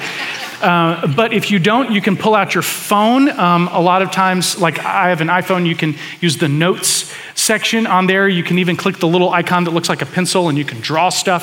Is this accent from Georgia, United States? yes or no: yes; Atlanta, Georgia, United States; moved away; I was born in Atlanta, spent the first chunk of my life there